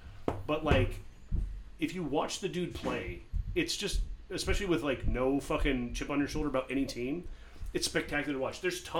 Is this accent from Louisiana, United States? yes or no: no; Arizona, United States; I grew up in Arizona rooting for Pittsburgh teams